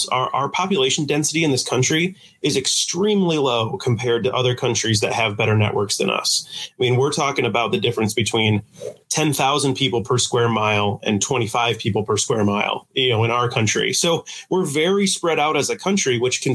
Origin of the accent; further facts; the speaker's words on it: Coldwater, Michigan, United States; also born or lived in Marquette, Michigan / East Lansing, Michigan; I've born and raised here. I grew up in Coldwater, went to school in Marquette and East Lansing